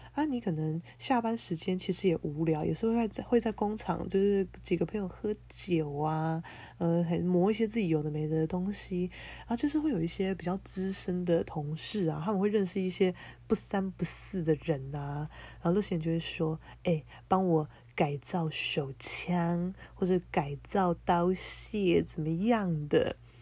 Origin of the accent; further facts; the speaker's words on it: Keelung, Taiwan; moved away as an adult; now in Taipei, Taiwan; 我现在正在我的老家，基隆家